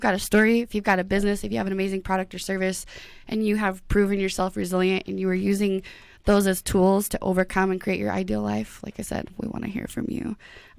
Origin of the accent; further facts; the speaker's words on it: Idaho Falls, Idaho, United States; moved away as an adult; now in Boise, United States; I'm 30 years old. I'm from Southeast Idaho, Idaho Falls, Idaho, to be exact.